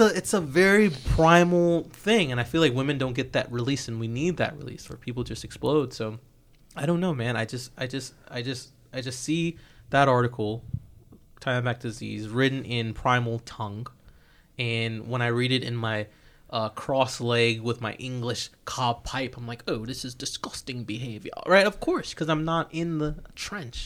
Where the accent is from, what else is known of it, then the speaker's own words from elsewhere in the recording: United States; as an American